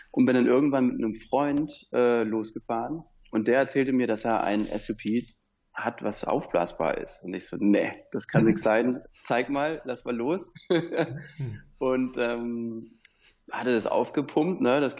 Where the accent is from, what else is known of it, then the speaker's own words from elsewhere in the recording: Southern Germany, Germany; ich komme aus dem Süden Deutschlands, da gab es keine Welle, also konnte ich das ganz selten machen.